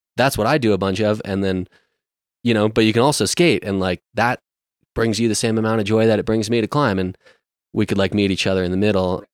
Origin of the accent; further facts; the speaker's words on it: Ridgway, Colorado, United States; I grew up in Ridgeway, Colorado